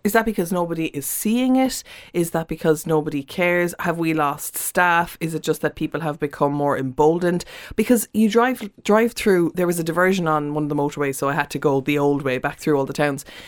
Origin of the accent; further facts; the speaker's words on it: Cork, Munster, Ireland; moved away; I was in Cork and I'm from Cork